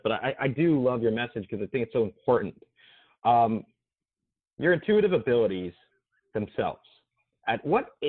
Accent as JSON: {"language": "English", "region": "New Jersey", "country": "United States", "tie": "born or raised there", "moved": "yes", "lives_now": "Florida, United States", "said": "I grew up in New Jersey, live in Florida"}